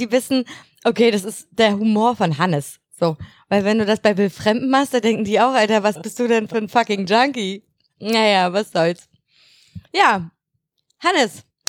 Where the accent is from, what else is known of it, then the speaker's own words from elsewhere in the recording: Mecklenburg-Vorpommern, Germany; bei uns in Mecklenburg.